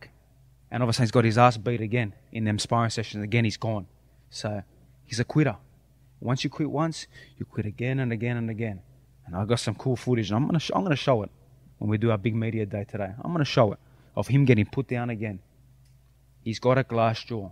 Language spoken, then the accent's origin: English; Sydney, New South Wales, Australia; now in Miami, United States; I'm representing where I'm from, Sydney, Australia, my Greek people